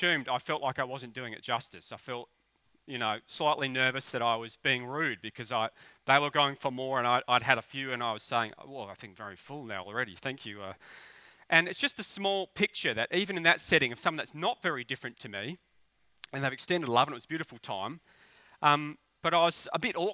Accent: Australia; I'm an Aussie bogan

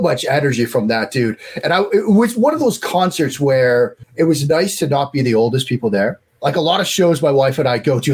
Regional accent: Waltham, Massachusetts, United States; now in Maryland, United States; Waltham, the, the town I grew up outside outside Boston.

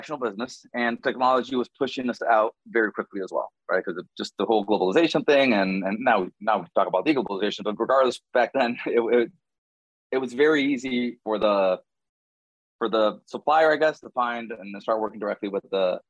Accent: Nicaragua; moved away as an adult; now in Miami, United States; When I was around about 6 years old, my family moved back to Nicaragua, so I did grow up down there.

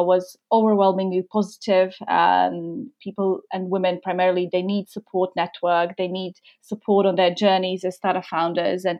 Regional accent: Croatia; moved away as an adult; now in London, United Kingdom; I moved to London from Croatia. My roots are, I'm from Croatia originally.

